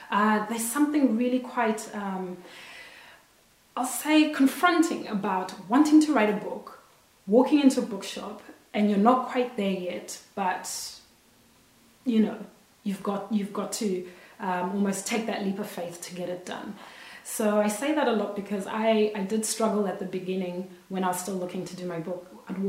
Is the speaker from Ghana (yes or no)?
no; Zimbabwe; now in Australia; I'm Zimbabwean and I'm Australian and I live in Australia